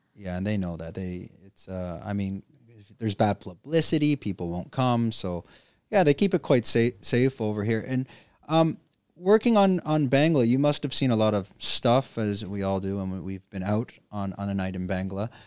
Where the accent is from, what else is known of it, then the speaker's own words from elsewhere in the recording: Canada; moved away; I'm from Canada